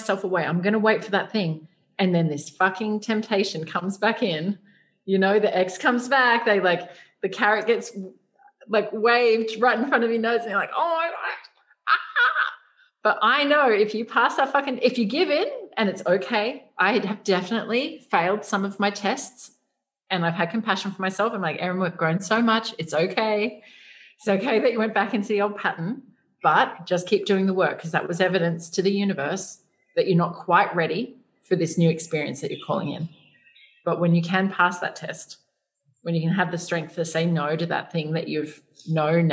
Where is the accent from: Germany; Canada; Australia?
Australia; moved away as an adult; now in Asia; us growing up in Australia